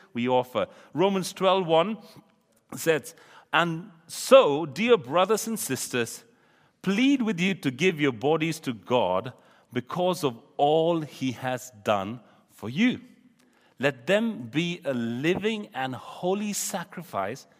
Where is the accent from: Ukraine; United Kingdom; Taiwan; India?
India; moved away; I come from India